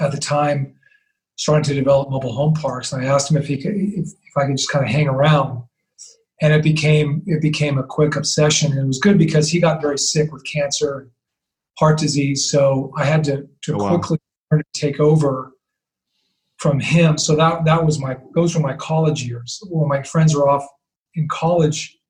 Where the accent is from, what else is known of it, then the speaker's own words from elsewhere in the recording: San Francisco Bay Area, California, United States; I grew up in the San Francisco Bay Area.